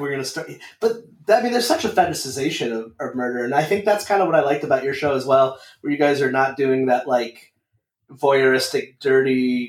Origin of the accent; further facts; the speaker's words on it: Meriden, Connecticut, United States; now in Rhode Island, United States; So I grew up in Meriden, Connecticut, and he grew up in Bristol, and my family there. So it's like a town over. And then I live in Rhode Island, but I worked in Massachusetts.